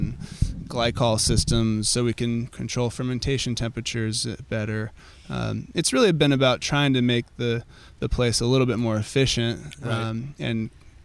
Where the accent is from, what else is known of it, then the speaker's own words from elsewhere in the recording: Sonoma, California, United States; me growing up in Sonoma